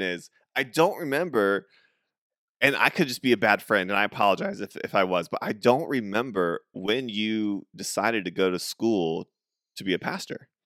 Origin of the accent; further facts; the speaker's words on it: St. Louis, Missouri, United States; I just go St. Louis